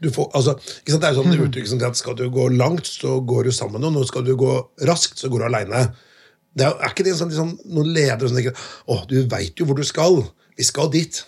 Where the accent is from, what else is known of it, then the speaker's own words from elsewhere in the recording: Notodden, Telemark, Norway; moved away; jeg kommer fra Notodden, og det var jo ikke så mye klassisk eh, dannelse da jeg vokste opp